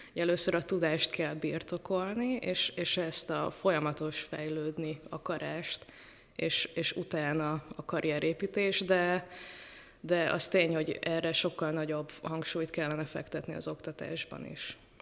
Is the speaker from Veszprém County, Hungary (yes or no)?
no; Bonyhád, Tolna, Hungary; moved away; also born or lived in Pécs; beírt a zeneiskolába, még Bonyhádon ott születtem